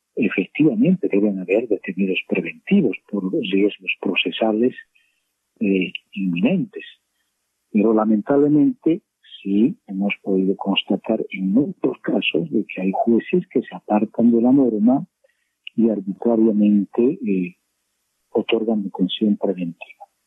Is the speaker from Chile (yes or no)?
no; Bolivia; como boliviano